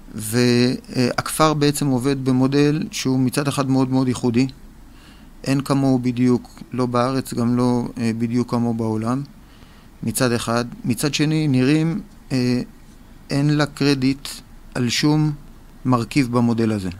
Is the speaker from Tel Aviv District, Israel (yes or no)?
yes; Tel Aviv, Tel Aviv District, Israel; אני תל אביבי